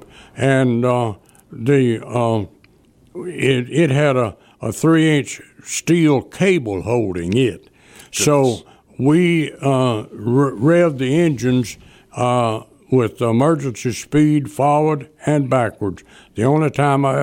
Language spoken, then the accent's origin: English; Delta City, Mississippi, United States; I was from Delta City